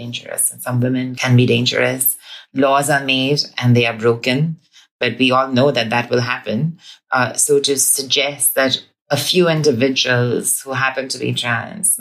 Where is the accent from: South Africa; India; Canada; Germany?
India; moved away as an adult; now in Scotland, United Kingdom; my experience growing up in India. I transitioned in India before I came here